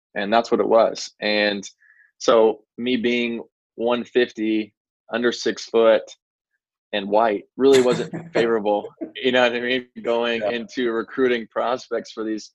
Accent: McKinney, Texas, United States; Yeah, so I grew up in the McKinney area. Anybody that's not familiar with McKinney, it's Dallas area, essentially.

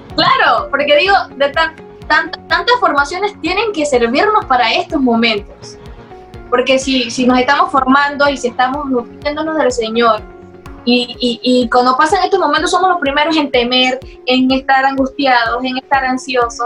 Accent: Las Minas, Herrera, Panama; also born or lived in Chitré; allá fue el lugar donde prácticamente viví mi infancia, o sea, toda mi infancia hasta los 15 años. La viví en las minas, un pueblo, es un distrito de Herrera

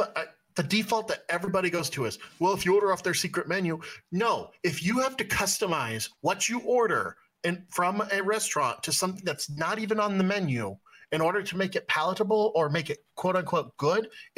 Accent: West Coast, United States; I'm from the West Coast

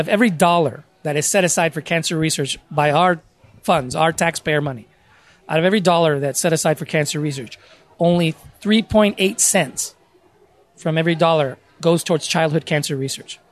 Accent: San Diego, California, United States; I was born and raised in San Diego

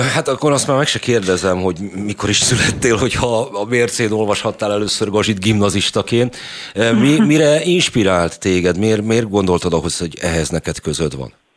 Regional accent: Budapest, Hungary; én ugye budapesti vagyok

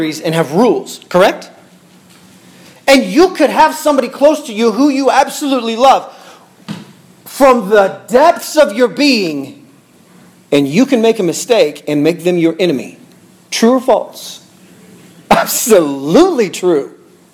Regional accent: Bartlesville, Oklahoma, United States; I was born in Bartlesville, Oklahoma.

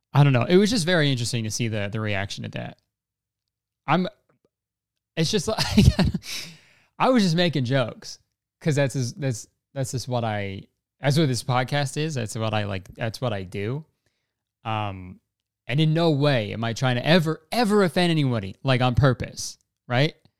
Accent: Canada; we're Canadian

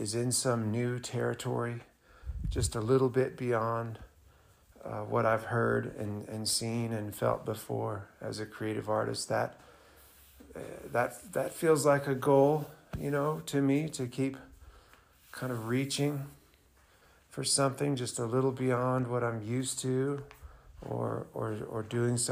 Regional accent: Montana, United States; growing up in Montana, we don't have any music industry in Montana

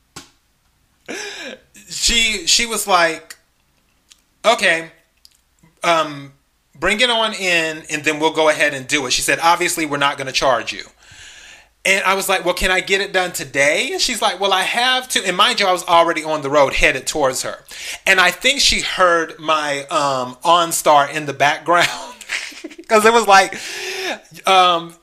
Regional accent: the Carolinas, United States; also born or lived in Los Angeles; now in Dallas, United States; I'm originally from the South. I'm originally from the Carolinas

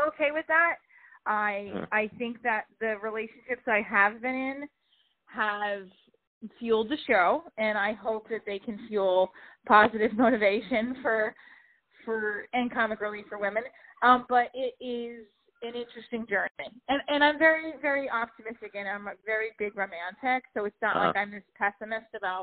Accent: New Jersey, United States; I'm from Jersey

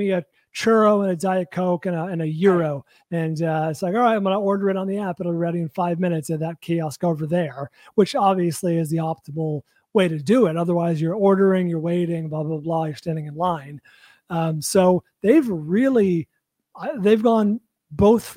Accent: Bay Area, California, United States; now in Los Angeles, United States; I'm from the Bay Area

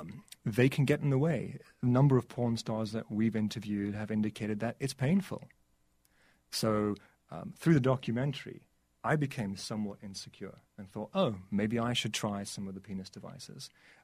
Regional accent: South Africa; I'm from South Africa, so this was a way for me to try and give back to the country that gave me so much.

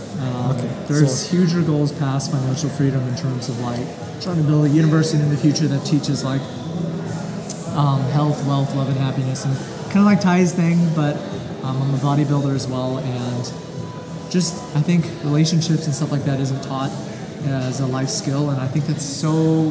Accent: Dallas, Texas, United States; I'm from Dallas, Texas.

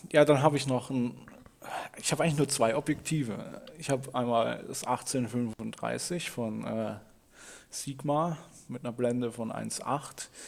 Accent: Rhineland-Palatinate, Germany; ich komme ja ursprünglich aus dem Pfälzerwald. Das ist etwa eine Stunde vom Holiday Park weg.

